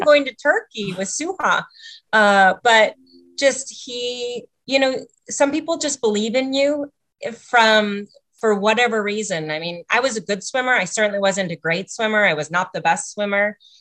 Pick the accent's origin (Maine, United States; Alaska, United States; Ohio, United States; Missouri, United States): Alaska, United States; Sitka; moved away as an adult; also born or lived in Ketchikan, Alaska; now in Reno, United States; my family moved to Sitka, Alaska, which is where I was raised my whole life